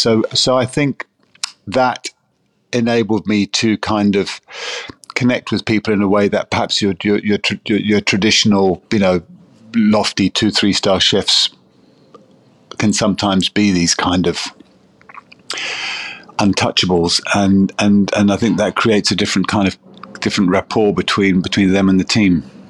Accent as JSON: {"language": "English", "country": "South Africa", "tie": "born or raised there", "lives_now": "United Kingdom", "said": "I grew up in South Africa. Food in South Africa, certainly in those days, was pretty basic stuff."}